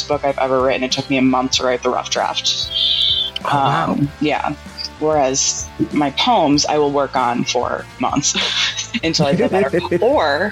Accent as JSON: {"language": "English", "town": "Troy", "region": "New York", "country": "United States", "tie": "born or raised there", "said": "I grew up in Troy"}